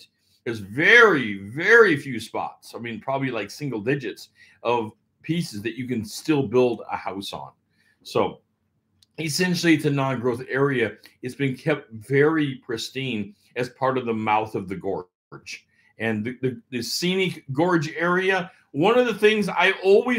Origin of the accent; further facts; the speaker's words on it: Everett, Washington, United States; also born or lived in Portland, Oregon; I was born in Everett, lived a bunch of my life in the Seattle area, and then also about the other half or better of my life in the Portland area. So these two markets, the Northwest, I'm a Northwest kid